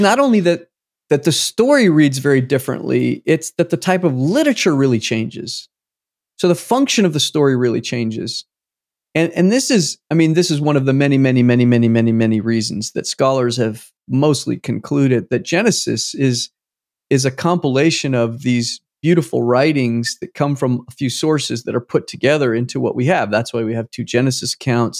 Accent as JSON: {"language": "English", "country": "United States", "said": "I'm American"}